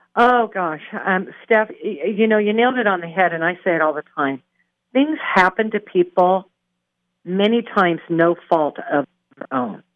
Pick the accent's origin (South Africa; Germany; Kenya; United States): United States; Pacific Northwest; moved away; I'm from the Pacific Northwest